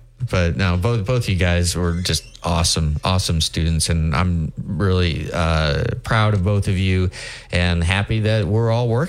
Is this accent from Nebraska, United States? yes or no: yes; Nebraska, United States; moved away as an adult; also born or lived in Minnesota / New York; now in Alabama, United States; I'd never been to New York before. And, you've heard my stories about how naive and what a rube I was from Nebraska